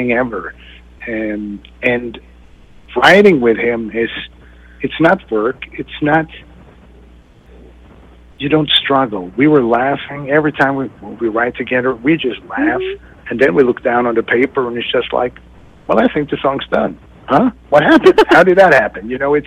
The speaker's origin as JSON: {"language": "English", "country": "Sweden", "tie": "born or raised there", "said": "me growing up in Sweden"}